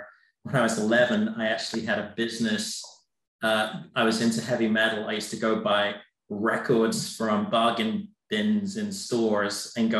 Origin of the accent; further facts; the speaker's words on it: England, United Kingdom; So I'm of Indian descent. And I grew up in the UK